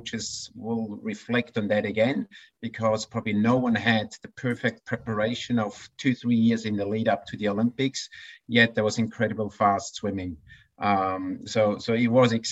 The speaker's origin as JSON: {"language": "English", "country": "Switzerland", "tie": "born or raised there", "moved": "yes", "lives_now": "Australia", "said": "as a little Swiss boy growing up in the Swiss mountains"}